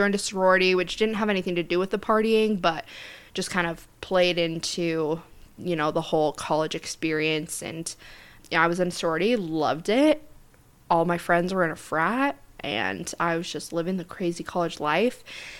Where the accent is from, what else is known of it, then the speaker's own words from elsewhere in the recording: Centerville, Utah, United States; I was part of the Centerville City, the city that I grew up in Utah.